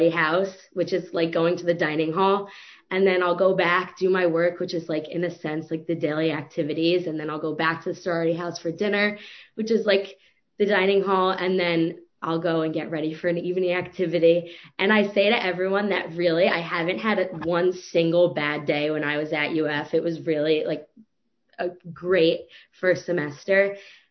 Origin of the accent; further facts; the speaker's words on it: Demarest, New Jersey, United States; I'm from Demarest, New Jersey